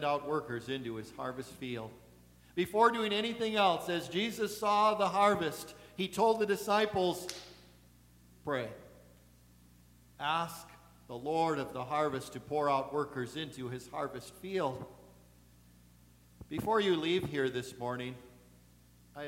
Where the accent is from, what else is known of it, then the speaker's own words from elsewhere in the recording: Eagle River, Wisconsin, United States; I'm from Eagle River